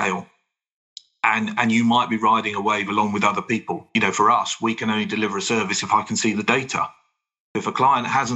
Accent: United Kingdom; being British

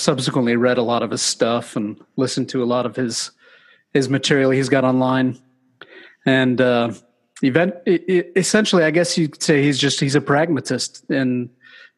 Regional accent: Orem, Utah, United States; Yeah, so I grew up in Orem, Utah. We moved around a good bit, but Orem's where we ultimately settled.

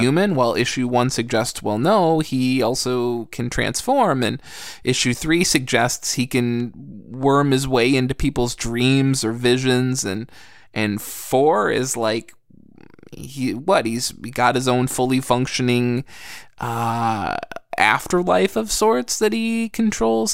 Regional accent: United States; I grew up in America.

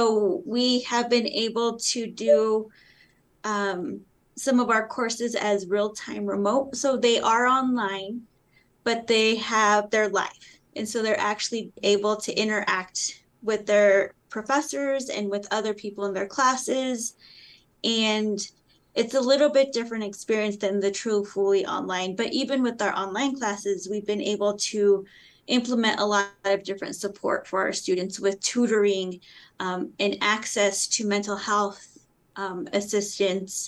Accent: Colorado, United States; I grew up in Colorado, and it was during a time when you didn't teach your children Spanish

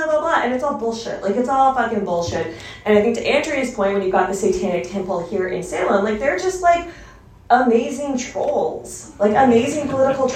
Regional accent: Canada; I'm Canadian and I have health care

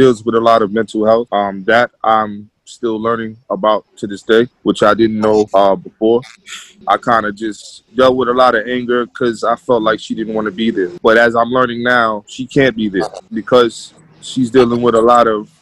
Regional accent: New York City, New York, United States; now in White Plains, United States; I'm from the Bronx. I live in White Plains

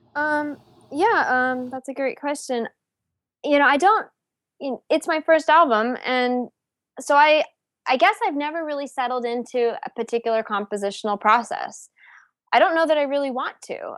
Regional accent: Palo Alto, California, United States; moved away as an adult; also born or lived in New England / Houston / Cleveland; I'm from California originally. I'm from Palo Alto. Um, I, I actually went to high school with like the girls from the … and stuff.

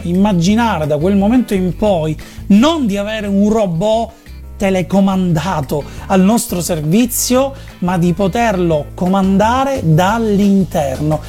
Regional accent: Italy; noi siamo italiani e siamo abituati a studiare a scuola la Divina Commedia

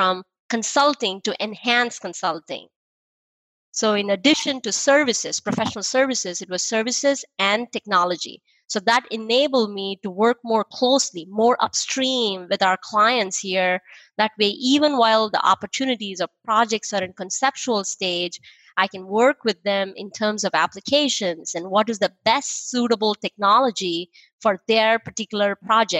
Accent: Chennai, Tamil Nadu, India; moved away as an adult; also born or lived in Texas; now in United States; I'm from India, southern part of India, a city called Chennai.

